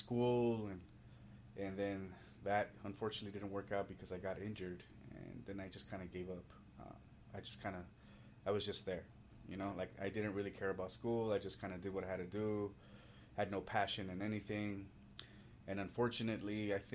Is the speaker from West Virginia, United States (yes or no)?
no; Los Angeles, California, United States; I'm originally from Southern California by way of Los Angeles, from immigrant parents